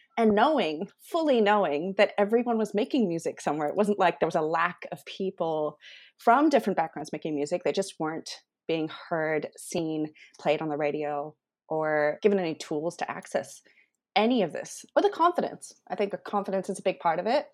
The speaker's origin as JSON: {"language": "English", "country": "Taiwan", "tie": "born or raised there", "also_born_or_lived": "Sydney, Australia", "moved": "as an adult", "lives_now": "Australia", "said": "I grew up in Taiwan, Indian background"}